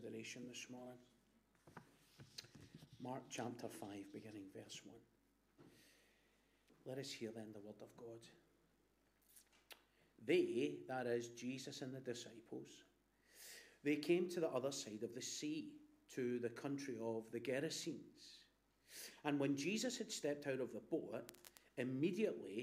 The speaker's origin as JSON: {"language": "English", "town": "Glasgow", "region": "Scotland", "country": "United Kingdom", "tie": "born or raised there", "said": "My mum is from Hag Hill, and I was brought up in Black Hill."}